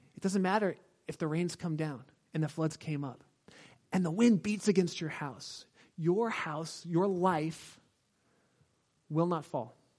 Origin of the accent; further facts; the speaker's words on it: Southern California, United States; I'm from Southern California